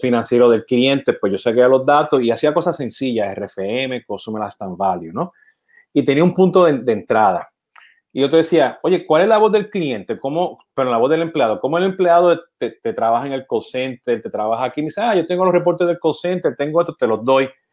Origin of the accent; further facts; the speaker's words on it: Puerto Rico; siendo puertorriqueño